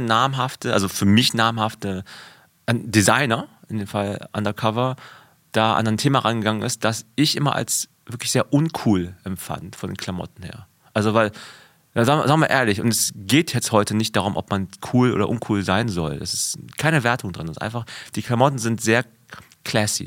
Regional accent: West Germany, Germany; in einer kleinen äh, Kleinstadt in, in Westdeutschland, wo ich aufgewachsen bin

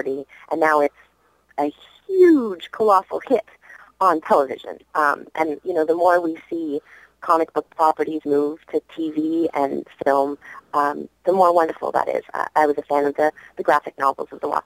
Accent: Vancouver, British Columbia, Canada; now in United States; growing up in Vancouver, Sanrio and Hello Kitty and the Little Twin Stars were huge when I was a little girl

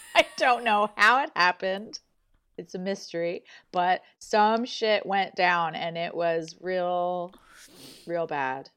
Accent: Malibu, California, United States; moved away; also born or lived in Santa Barbara, California; I was born in Santa Barbara, and then I grew up in Malibu

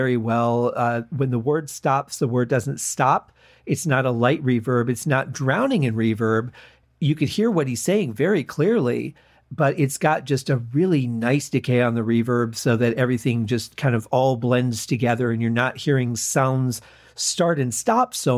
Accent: Detroit, Michigan, United States; a lot of Motown music growing up in Detroit.

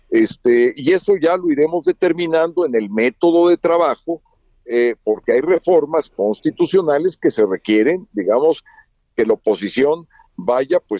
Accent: Mexico; estamos ahí porque somos mexicanos, porque eso es lo que realmente cuenta

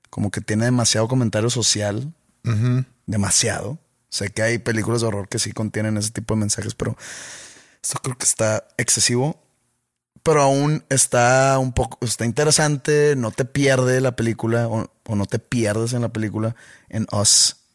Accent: Mexico; Soy más mexicano yo que ellos dos juntos.

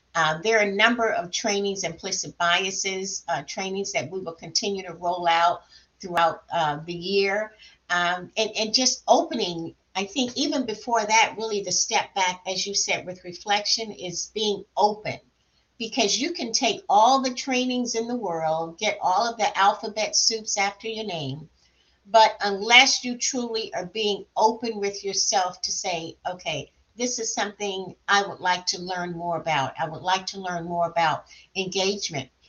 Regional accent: South Florida, United States; moved away as an adult; also born or lived in Alabama / Atlanta; I grew up in South Florida and I went to school in the deep South, Alabama.

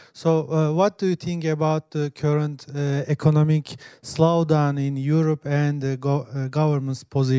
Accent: Turkey; I'm from Turkey

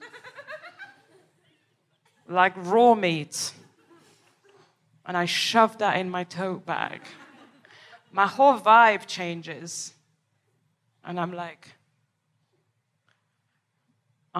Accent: Paris, Île-de-France, France; moved away; I am from Paris, from the outskirts

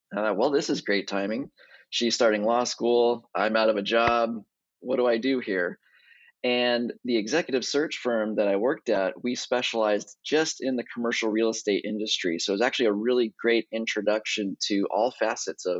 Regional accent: Pasadena, California, United States; also born or lived in Altadena; I was born and raised in Pasadena.

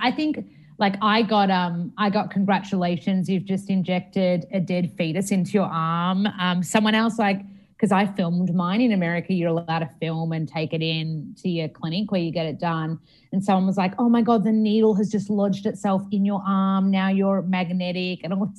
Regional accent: Australia; And I love Australia and I love being Australian

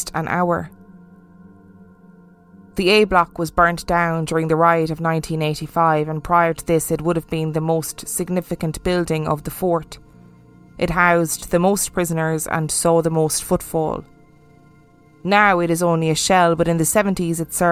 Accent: Ireland; I grew up in Ireland

